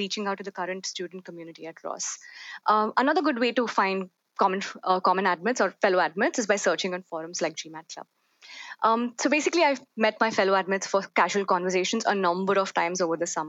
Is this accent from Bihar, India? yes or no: no; Hyderabad, Telangana, India; moved away; from Hyderabad. It's a city in southern India